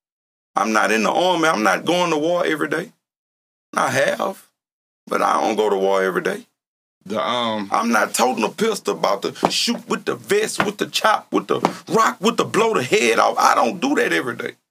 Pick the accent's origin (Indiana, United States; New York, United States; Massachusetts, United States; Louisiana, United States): Louisiana, United States; now in Columbus, United States; I'm from Louisiana.